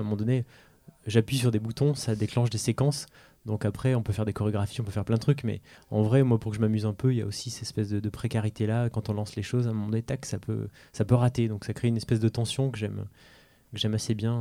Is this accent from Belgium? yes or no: no; France; je suis français né en France